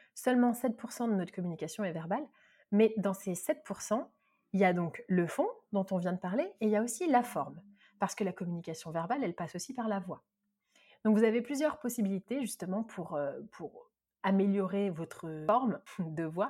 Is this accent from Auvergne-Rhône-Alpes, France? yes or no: no; Marseille, Provence-Alpes-Côte d'Azur, France; je suis une vraie Marseillaise